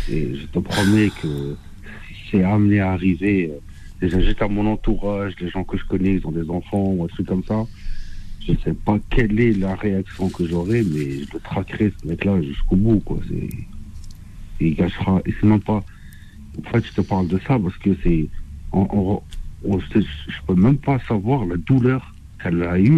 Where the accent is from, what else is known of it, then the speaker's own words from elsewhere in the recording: Oran, Oran Province, Algeria; J'ai grandi en Algérie et euh, c'est bon, je, suis un orané et tout.